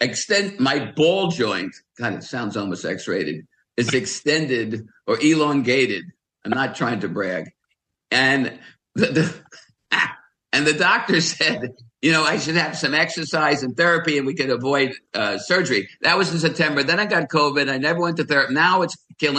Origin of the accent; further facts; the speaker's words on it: New York, United States; growing up in New York